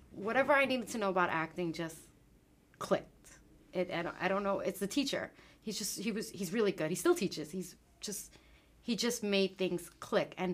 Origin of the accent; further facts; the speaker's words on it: Queens, New York, United States; I'm from Queens. I'm from Queens. You know.